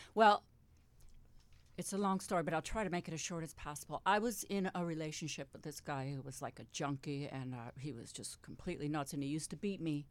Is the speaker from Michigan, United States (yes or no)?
yes; Detroit, Michigan, United States; I was born in Detroit